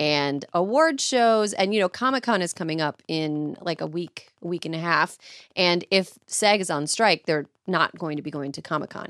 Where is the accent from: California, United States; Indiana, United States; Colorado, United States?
California, United States; as a Californian